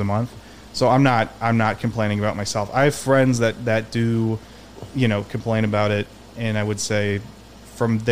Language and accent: English; right outside of Detroit, Michigan, United States; moved away as an adult; also born or lived in Manhattan, Kansas / New York; now in Los Angeles, United States; I grew up right outside of Detroit.